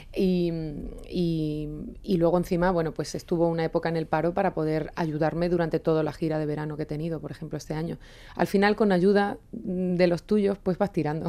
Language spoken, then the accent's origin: Spanish; Extremadura, Spain; moved away; conforme llevo más tiempo fuera de mi Extremadura y de mi pueblo